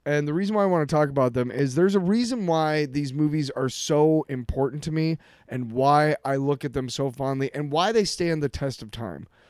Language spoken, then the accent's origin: English; Iowa City, Iowa, United States; moved away; I grew up in Iowa City